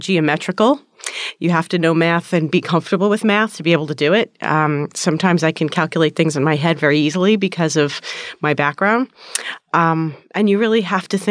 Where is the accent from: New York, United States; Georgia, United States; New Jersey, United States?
New Jersey, United States; when I was a child growing up in New Jersey